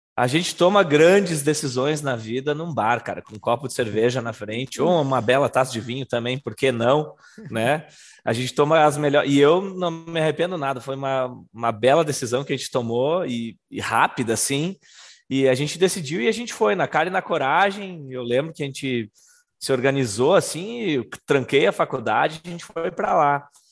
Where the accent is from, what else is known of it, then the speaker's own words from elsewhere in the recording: Brazil; moved away; also born or lived in London, United Kingdom; a gente é do Brasil, a gente veio do Brasil para assistir um jogo aqui na Inglaterra